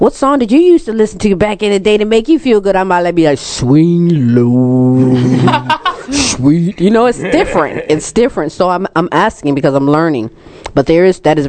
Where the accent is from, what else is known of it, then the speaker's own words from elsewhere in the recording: Ohio, United States; We're from Ohio